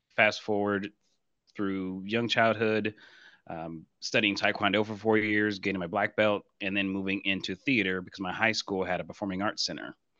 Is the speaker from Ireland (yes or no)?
no; Blue Springs, Missouri, United States; moved away; I'm originally from Blue Springs, Missouri, in the Kansas City, Missouri area